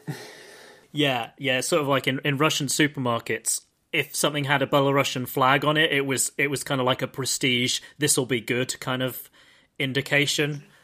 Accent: United Kingdom; I'm British

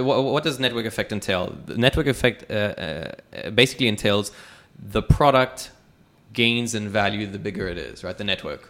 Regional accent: Dubai, United Arab Emirates; I was born and raised in Dubai

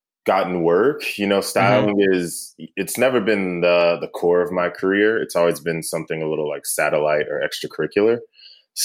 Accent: High Point, North Carolina, United States; also born or lived in Munich / Clarksville, Tennessee; High Point, North Carolina is, I consider it my hometown

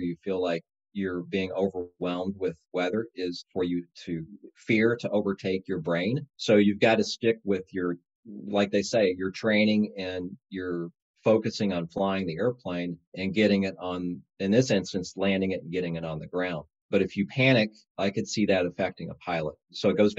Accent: Indiana, United States; now in Chicago, United States; I commute between Chicago and the home where I grew up down in Indiana

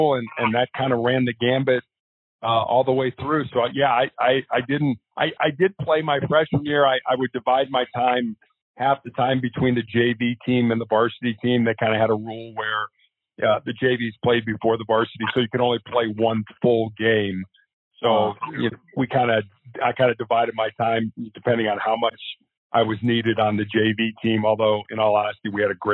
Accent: Chicago, Illinois, United States; I was born and raised in Chicago, Illinois

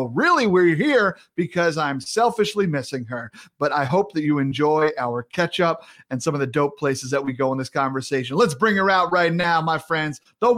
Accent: Massachusetts, United States; accent: Massachusetts; My Massachusetts accent comes in and out, give or take how long I've listened to Mayor Quimby.

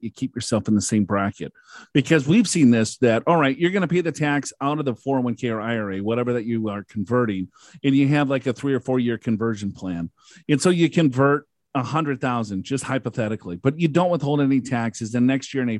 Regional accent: Minnesota, United States; moved away; I'm from Minnesota

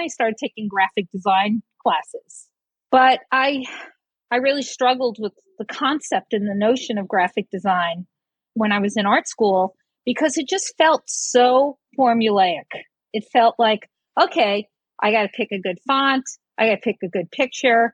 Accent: New York City, New York, United States; also born or lived in Brooklyn / Staten Island; I grew up in New York City. I was born in Brooklyn and lived in Staten Island

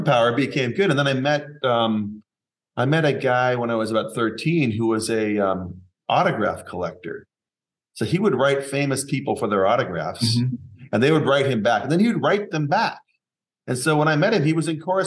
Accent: Seattle, Washington, United States; I grew up in Seattle

